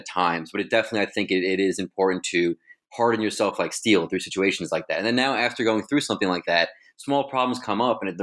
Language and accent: English; Long Island, New York, United States; moved away as an adult; also born or lived in California / Connecticut / South Carolina; I'm born and raised on Long Island